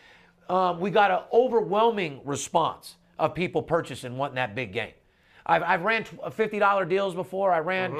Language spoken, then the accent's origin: English; Las Vegas, Nevada, United States; my hometown, UNLV.